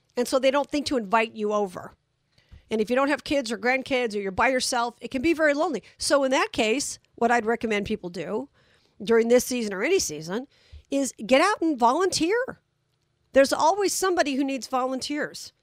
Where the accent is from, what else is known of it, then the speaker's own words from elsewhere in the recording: Las Vegas, Nevada, United States; I'm from Vegas